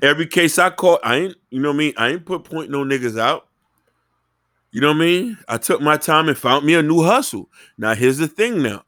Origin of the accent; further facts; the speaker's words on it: Miami, Florida, United States; growing up in Miami